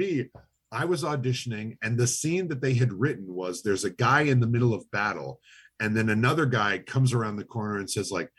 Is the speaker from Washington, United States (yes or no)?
yes; Lake Stevens, Washington, United States; Seattle. I'm from Lake Stevens, Washington.